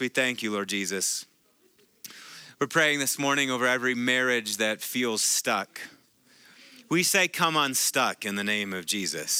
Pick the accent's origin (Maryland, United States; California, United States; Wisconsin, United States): Wisconsin, United States; I'm from Wisconsin, so, you know, cheesehead